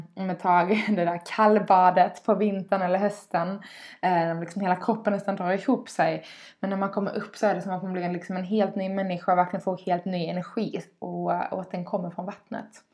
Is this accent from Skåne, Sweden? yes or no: yes; Skåne, Sweden; Dels är jag uppvuxen vid havet, en liten eh, eh by nere i Skåne på kusten.